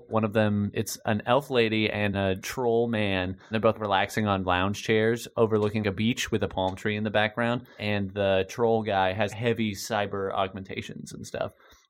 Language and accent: English; Colorado, United States; I'm from Colorado.